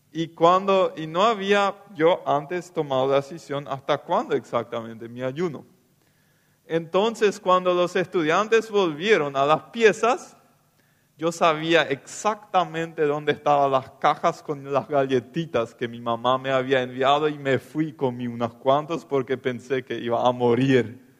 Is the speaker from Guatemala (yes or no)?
no; Loma Plata, Boquerón, Paraguay; Sí, yo vine de Loma Plata, de la colonia, a estudiar teología en el CEMTA.